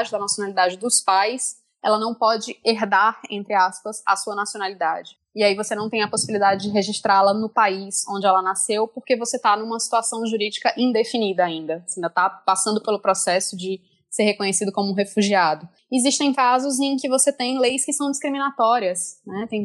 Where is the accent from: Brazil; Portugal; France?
France; born there; Eu nasci na França, mas nasci de pai e mãe brasileiros.